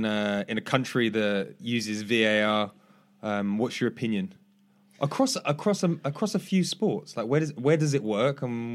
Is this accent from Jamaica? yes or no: no; England, United Kingdom; as an English person